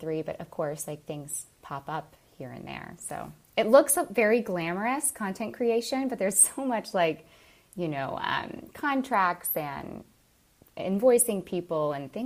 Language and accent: English; Bradenton, Florida, United States; now in Palmetto, United States; I live currently in Palmetto, Florida, about 15 minutes from where I grew up in Bradenton, Florida.